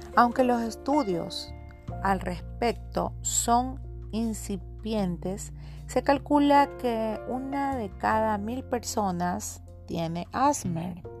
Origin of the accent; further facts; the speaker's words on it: Guayaquil, Guayas, Ecuador; soy de Guayaquil, Ecuador